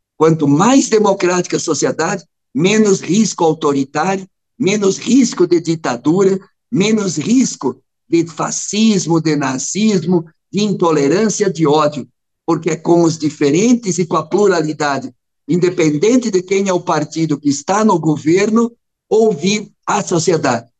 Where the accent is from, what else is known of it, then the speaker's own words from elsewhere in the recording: western Santa Catarina, Brazil; lá na minha região, oeste de Santa Catarina